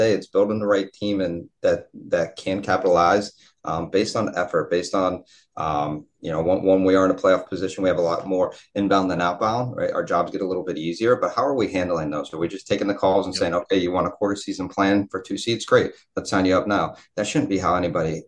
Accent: Ohio, United States; moved away as an adult; also born or lived in Pittsburgh / Miami; When I moved from Ohio to Pittsburgh, that was an hour away. So realistically, I was still at home.

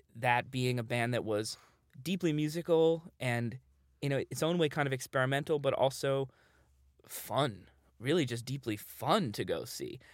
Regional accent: New York City, New York, United States; I grew up in New York

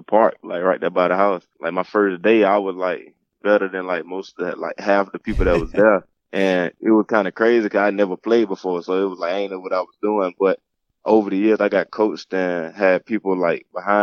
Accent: Mobile, Alabama, United States; I grew up in Mobile, Alabama

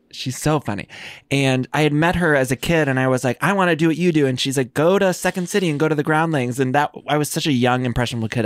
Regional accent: Northeast Ohio, United States; moved away as an adult; also born or lived in Chicago; I'm from Northeast Ohio, and then, uh, I moved to Chi-, Chicago, and then I moved here

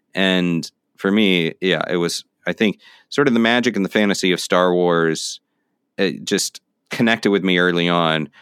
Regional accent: Florida, United States; now in New York City, United States; now I'm in New York City, but I grew up in Florida

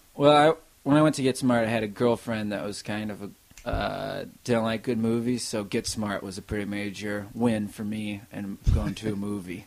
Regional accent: Armour, South Dakota, United States; moved away as an adult; my whole childhood until I graduated high school. I was there in Armour, South Dakota.

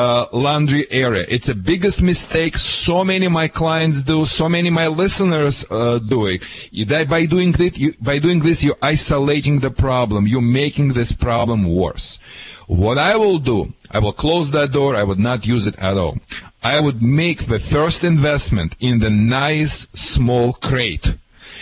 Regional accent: California, United States; I'm from California, and here in California

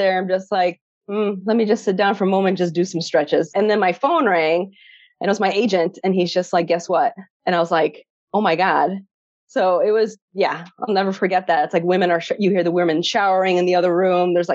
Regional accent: Chicago, Illinois, United States; first language Polish; English is a second language; I was born and raised in Chicago on the South Side

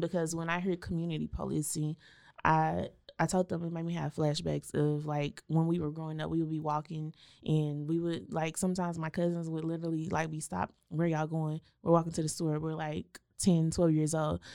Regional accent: Waco, Texas, United States; I grew up in East Waco across the tracks

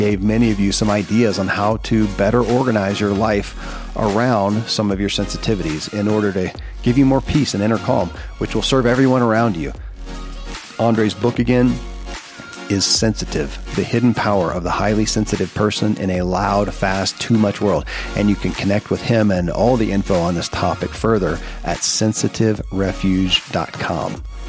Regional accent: the South, United States; And when I was a kid growing up in the Bible Belt of the South, it was D&D, you're going to go to hell.

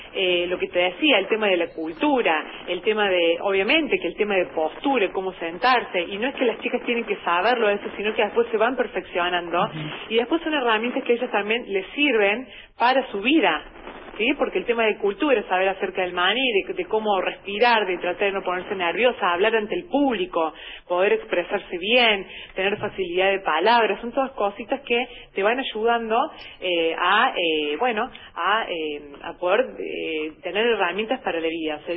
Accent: Hernando, Córdoba, Argentina; yo soy nativa de aquí de la ciudad de Hernando

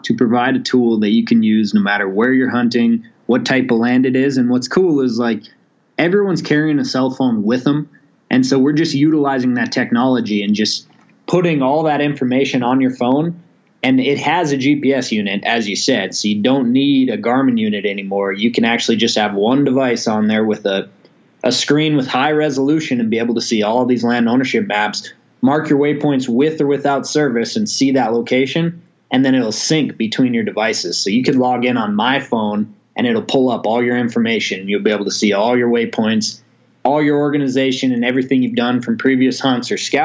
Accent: Montana, United States; I'm from Montana, born and raised here originally

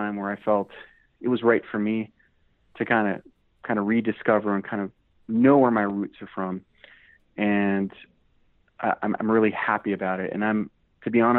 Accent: United States

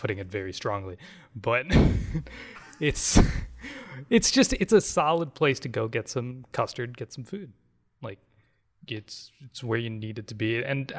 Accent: Port Washington, Wisconsin, United States; I'm from, like, I grew up in Port Washington, Wisconsin.

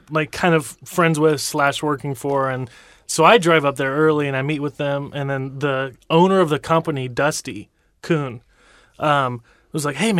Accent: Franklin, Ohio, United States; now in Columbus, United States; Well then I'm a filmmaker from Columbus, Ohio. Originally from just north of Cincinnati, actually in Franklin, Ohio.

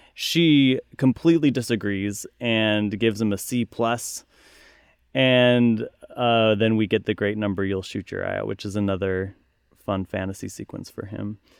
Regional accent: Utah, United States; moved away; I once again grew up in Utah, very cold

